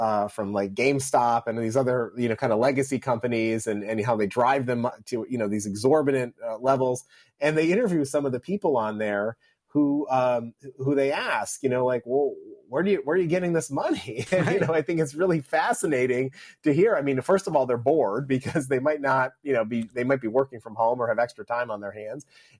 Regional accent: upstate New York, United States; moved away; I had an opportunity to travel to my hometown in upstate New York this past weekend.

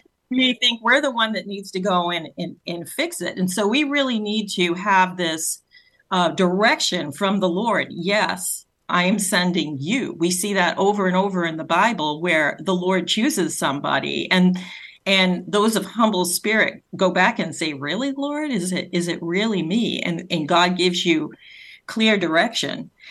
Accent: Rhode Island, United States; accent: Rhode Island; my Rhode Island accent

